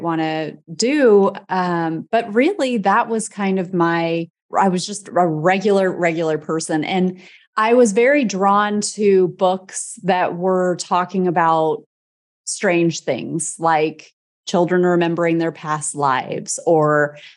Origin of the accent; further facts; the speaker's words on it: Midwest, United States; I'm from the Midwest, like Midwestern person